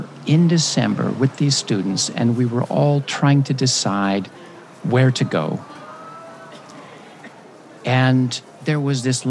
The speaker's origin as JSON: {"language": "English", "country": "United States", "also_born_or_lived": "Japan", "moved": "as an adult", "said": "as an American"}